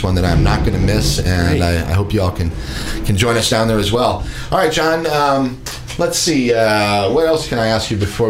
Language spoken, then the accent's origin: English; Rockford, Illinois, United States; moved away as an adult; I grew up in Rockford, Illinois, which is the home